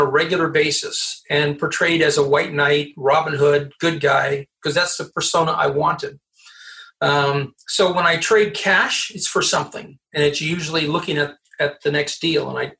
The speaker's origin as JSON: {"language": "English", "town": "Quebec City", "region": "Quebec", "country": "Canada", "tie": "born or raised there", "also_born_or_lived": "Montreal / Gatineau", "said": "I was born in Quebec City, lived in Montreal, and now live on the Quebec side of Ottawa."}